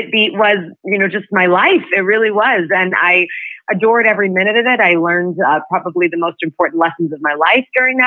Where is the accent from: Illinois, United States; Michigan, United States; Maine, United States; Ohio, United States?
Illinois, United States; Chicago; I hail from Chicago.